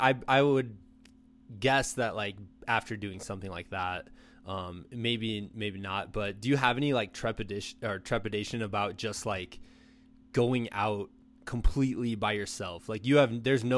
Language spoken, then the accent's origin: English; Iowa, United States; moved away; I'm from Iowa originally. So when I sat at my house in Iowa